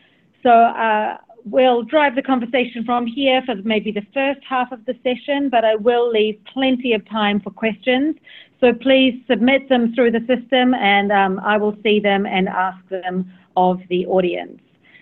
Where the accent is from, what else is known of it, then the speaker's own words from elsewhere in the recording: New Zealand; now in China; from the Washington Post. I've just spent the last 3 months in my home country of New Zealand